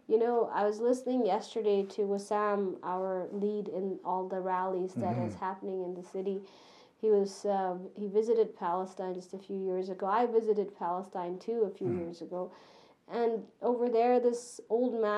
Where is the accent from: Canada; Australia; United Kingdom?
Canada; I'm Canadian.